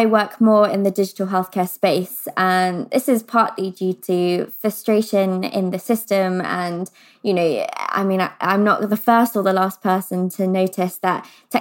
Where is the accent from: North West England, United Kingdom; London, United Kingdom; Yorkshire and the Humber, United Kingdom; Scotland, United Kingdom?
London, United Kingdom; I grew up in London